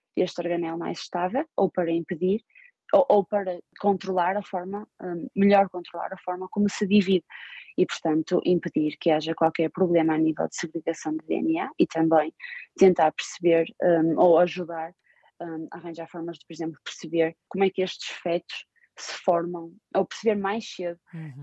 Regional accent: Portugal; moved away as an adult; also born or lived in Finland / Austria / Switzerland; now in Baltimore, United States; como portuguesa e como europeia

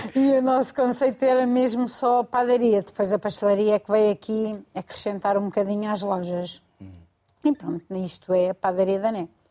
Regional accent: Mafra, Lisbon, Portugal; sou de Zona Saloé, sou de Mafra, e agora trabalho na Damaia

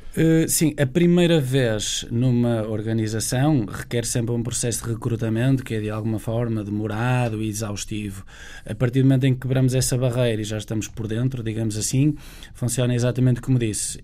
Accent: Portugal; como português, como europeu

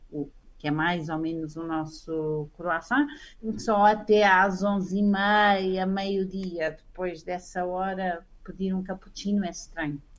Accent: Portugal; moved away as an adult; now in Rome, Italy; como muitos ah. portugueses eh, saí de Portugal por amor

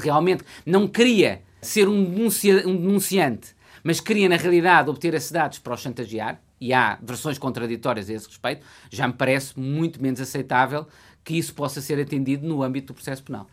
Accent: Coimbra, Centro, Portugal; É a cidade onde eu nasci e o centro da região com que eu me identifico

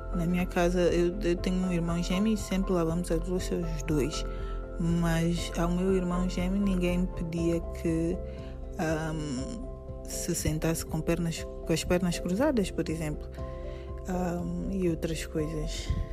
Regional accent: São Tomé & Príncipe; tenho 36 anos e sou de São Tomé e Príncipe

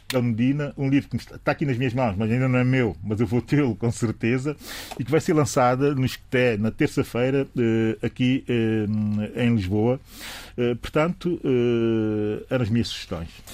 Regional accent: São Tomé & Príncipe; aquilo que eu sou enquanto São Tomense

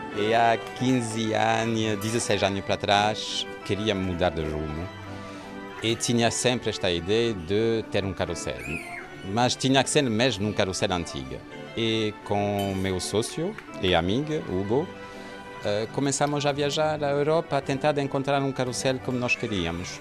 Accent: Marseille, Provence-Alpes-Côte d'Azur, France; Portuguese is a second language; moved away as an adult; now in Lagos, Portugal; sou francês. Nasceu em Marseille

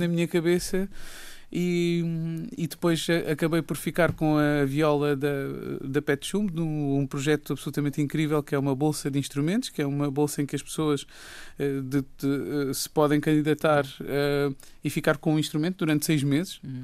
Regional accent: Raia, Alentejo, Portugal; E eu, eu, eu cresci na Raia

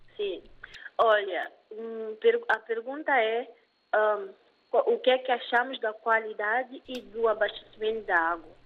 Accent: Guadalupe, Lobata, São Tomé & Príncipe; moved away; eu sou da Zona Norte, uh, mais concretamente o centro, que é, que é Guadalupe

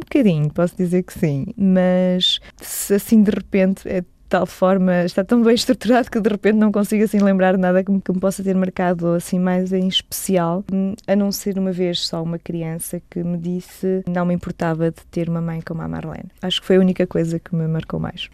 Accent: Portugal; moved away as an adult; now in Luxembourg; em Portugal, em Valdecâmara, de onde eu sou natural

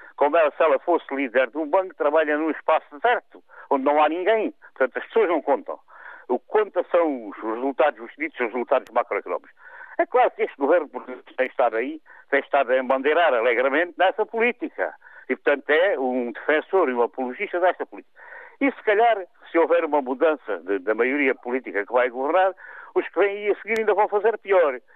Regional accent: Portugal; ganhando como portugueses e pagando como alemães

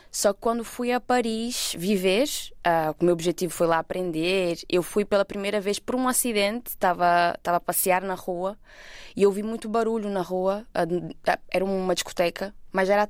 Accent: Portugal; also born or lived in Brazil; eu nasci no Brasil, mas por volta dos meus 10 eu vim para Portugal. Uh, então eu basicamente cresci cá também.

